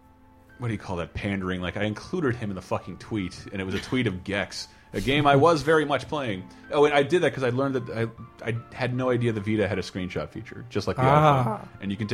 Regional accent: Florida, United States; I grew up in Florida with like brand new awful civic centers

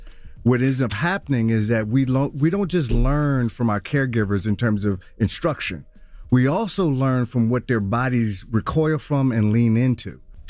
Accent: Milwaukee, Wisconsin, United States; born and raised in Milwaukee, Wisconsin, and my journey in terms of my people and my grandmother.

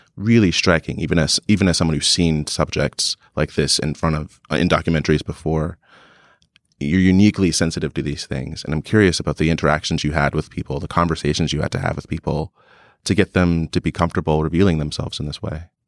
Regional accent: New Jersey, United States; I'm from New Jersey. I didn't have any skate, really many skateboarders in my town

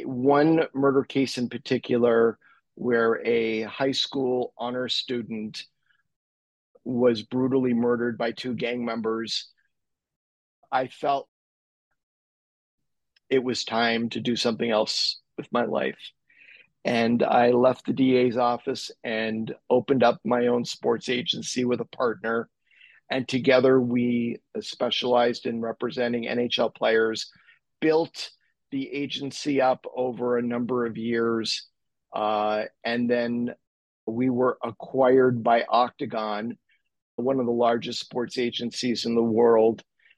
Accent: Montreal, Quebec, Canada; I'm an attorney, born and raised in Montreal. I went to law school in LA.

